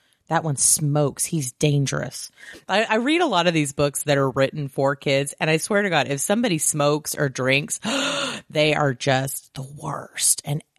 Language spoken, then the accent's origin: English; the South, United States; Yeah, I grew up in the South, and so I knew people were awful